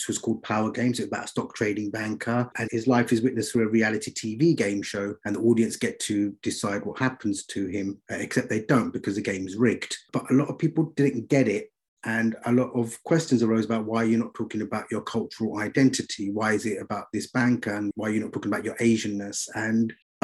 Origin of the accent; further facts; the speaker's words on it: London, United Kingdom; now in Birmingham, United Kingdom; I grew up in East London